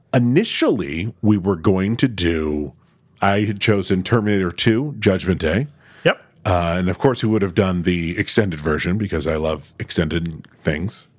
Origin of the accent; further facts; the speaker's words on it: Syracuse, New York, United States; growing up in Syracuse